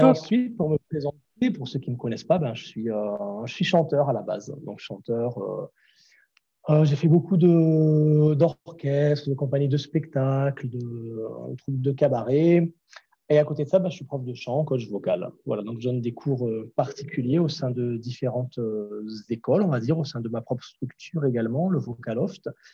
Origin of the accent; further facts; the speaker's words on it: Grenoble, Auvergne-Rhône-Alpes, France; moved away as an adult; also born or lived in Toulouse; je suis parti de Grenoble, je suis arrivé sur Toulouse euh, pour faire ces études-là